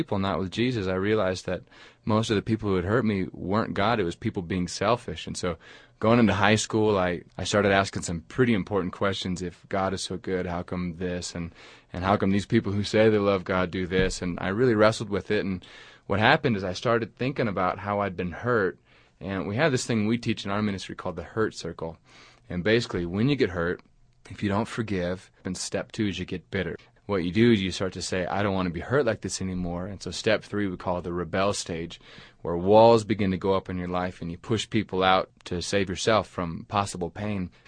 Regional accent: Alaska, United States; now in Huntsville, United States; I grew up in Alaska on a fishing boat

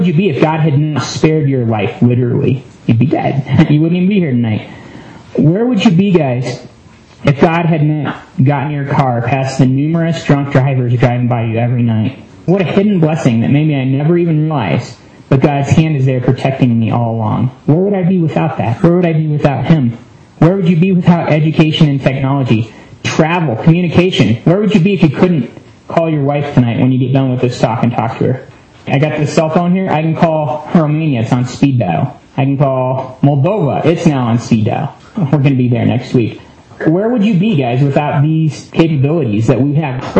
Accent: United States; being American

